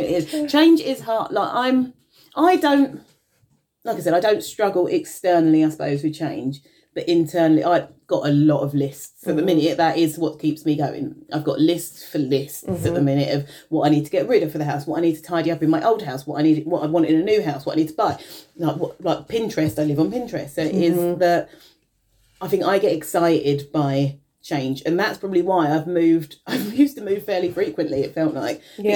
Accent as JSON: {"language": "English", "region": "London", "country": "United Kingdom", "tie": "born or raised there", "lives_now": "Maidstone, United Kingdom", "said": "obviously, I grew up in London."}